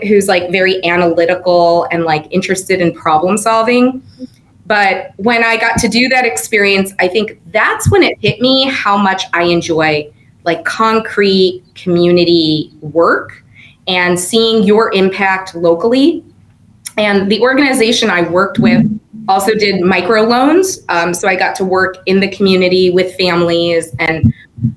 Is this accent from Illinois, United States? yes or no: yes; Chicago, Illinois, United States; moved away as an adult; now in Santa Clara, United States; I am from the city of Chicago. I grew up in the city, and then we moved to the burbs when I got older